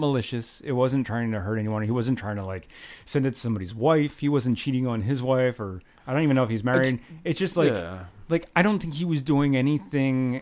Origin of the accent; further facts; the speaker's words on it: United States; I'm American